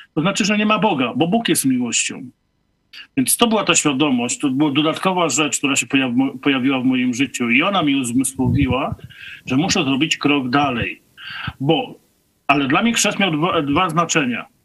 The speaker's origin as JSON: {"language": "Polish", "town": "Nowogród", "country": "Poland", "tie": "born or raised there", "said": "wróciłem do Nowogrodu, do mojej rodzinnej miejscowości"}